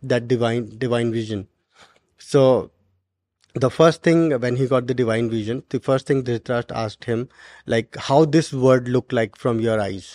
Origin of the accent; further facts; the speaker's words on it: Garhwal region of Uttarakhand, India; moved away; from my hometown